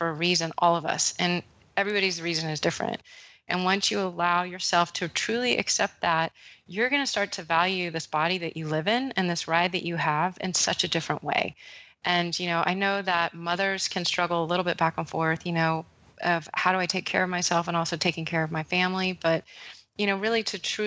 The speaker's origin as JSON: {"language": "English", "region": "Texas", "country": "United States", "tie": "born or raised there", "said": "I grew up with in Texas"}